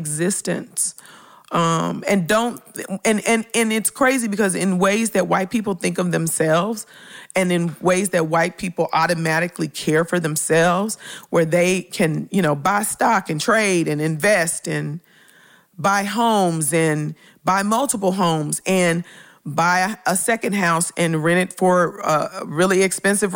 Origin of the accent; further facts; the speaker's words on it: Memphis, Tennessee, United States; I grew up in Memphis in a community called Orange Mound